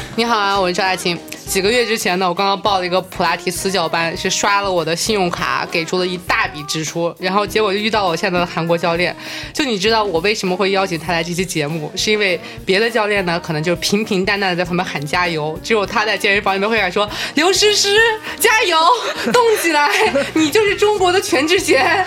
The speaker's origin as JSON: {"language": "Chinese", "region": "Guangdong", "country": "China", "said": "我是广东人嘛"}